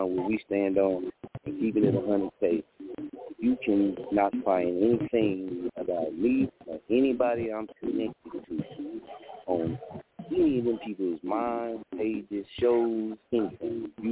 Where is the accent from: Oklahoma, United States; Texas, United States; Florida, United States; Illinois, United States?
Oklahoma, United States; Muskogee; also born or lived in Wichita, Kansas; I'm from Muskogee, man. So I got the Oklahoma in me